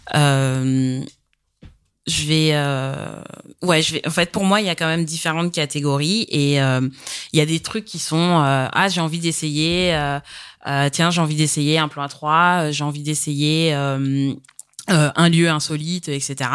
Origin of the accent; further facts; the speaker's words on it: Paris region, Île-de-France, France; j'ai 32 ans et je suis de région parisienne.